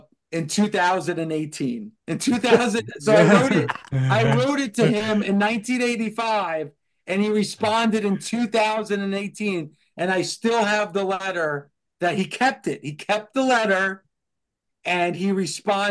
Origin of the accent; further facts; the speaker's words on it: New Jersey, United States; I grew up in New Jersey.